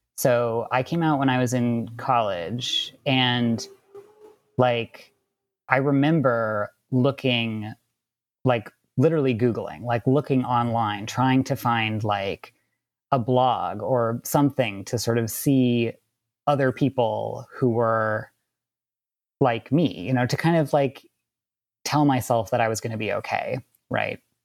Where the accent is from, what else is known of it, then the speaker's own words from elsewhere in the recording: Wisconsin, United States; also born or lived in Southern California; now in California, United States; I grew up in Wisconsin and I'm a queer trans man, and I currently live in Southern California.